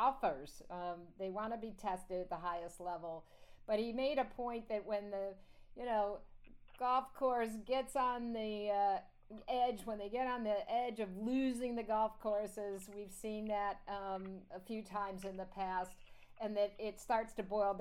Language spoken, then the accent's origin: English; New York, United States; native New Yorker myself